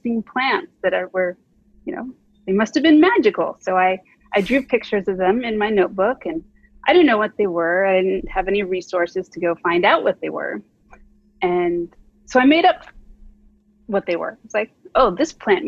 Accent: Phoenix, Arizona, United States; now in California, United States; I grew up in Phoenix, Arizona.

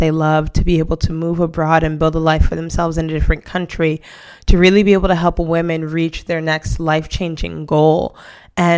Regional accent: New York City, New York, United States; moved away as an adult; now in Spain; I am originally from Brooklyn, New York, and I moved to Spain over 6 years ago

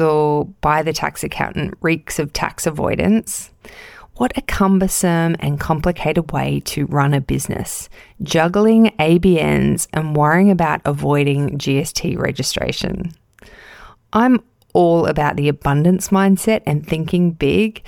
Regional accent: Casuarina, New South Wales, Australia; I'm recording this episode in my hometown of Casuarina, New South Wales

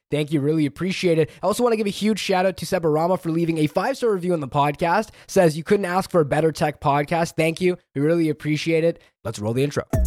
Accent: Canada; I'm Canadian

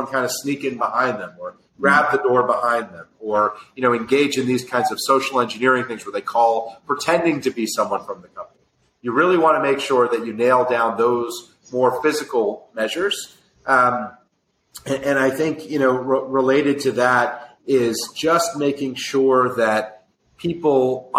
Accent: New York, United States; I'm a New Yorker, so, you know, I'm through and through

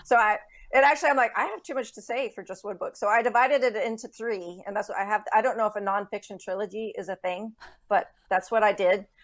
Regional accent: Texas, United States; moved away; I'm a native Texan

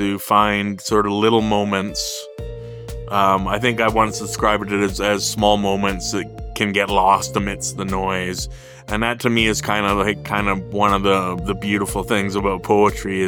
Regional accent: Whitehorse, Yukon, Canada; I was born and raised in Whitehorse, Yukon. I grew up here, went away to school, as so many of us do, but then came back and made my home here

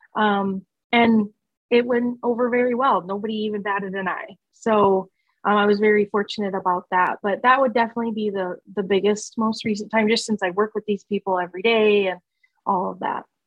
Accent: Sioux Falls, South Dakota, United States; moved away as an adult; now in Norfolk, United States; I grew up and moved from Sioux Falls, South Dakota.

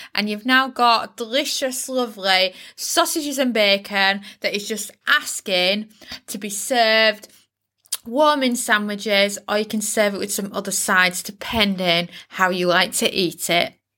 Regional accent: United Kingdom; I'm British

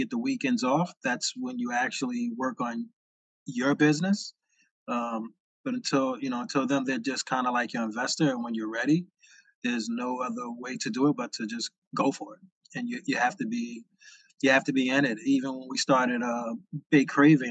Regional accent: New Jersey, United States; also born or lived in New York; I grew up in Jersey.

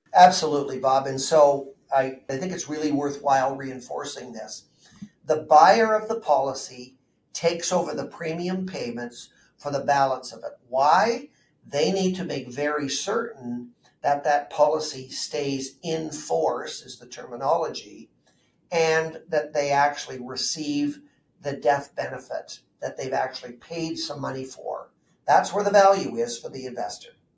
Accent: Burlington, Ontario, Canada; I grew up in Southern Ontario, went to high school in Burlington

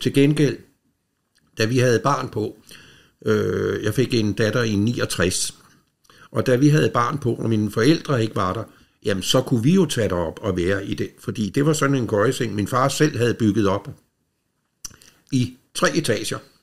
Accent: Rødovre, Capital Region of Denmark, Denmark; de havde hus inde i Rødovre, hvor jeg er opvokset.

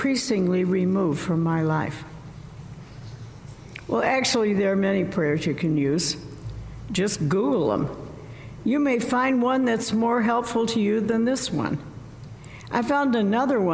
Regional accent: Southern Illinois, United States; When I was growing up in Southern Illinois

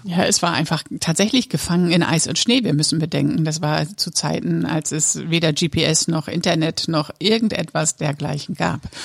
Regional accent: Papenburg, Lower Saxony, Germany; im Norden Niedersachsens, in Papenburg, wo ich aufgewachsen bin

